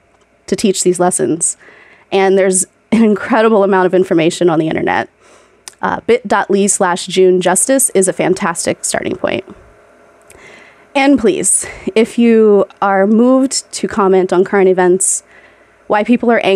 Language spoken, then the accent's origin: English; Ohio, United States; also born or lived in Pittsburgh; I grew up middle class in Ohio